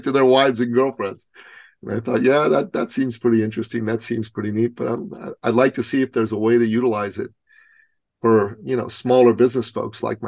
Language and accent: English; Iran; moved away; I'm Persian. I'm originally from Iran